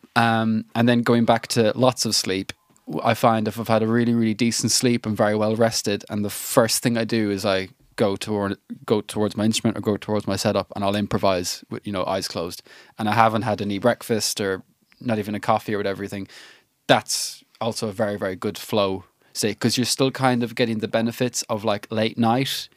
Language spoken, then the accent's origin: English; Ireland; I'm an Irish lad